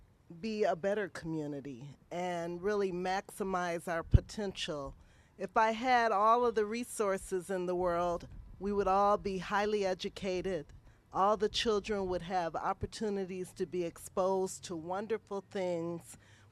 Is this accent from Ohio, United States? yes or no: no; Milwaukee, Wisconsin, United States; I too am a lifelong resident of Milwaukee, Wisconsin, and I do love this community.